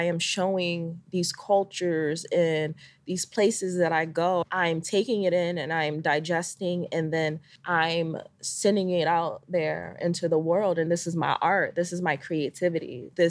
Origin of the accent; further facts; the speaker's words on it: Jamaica; Then I was like, being Jamaican, I was like, I did that. So now I got to represent for my country.